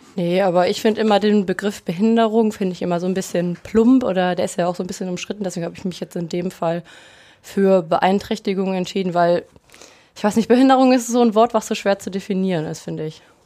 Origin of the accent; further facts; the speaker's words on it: Rösrath, North Rhine-Westphalia, Germany; Und ich komme aus Rüßrath, aus dem Bergischen Land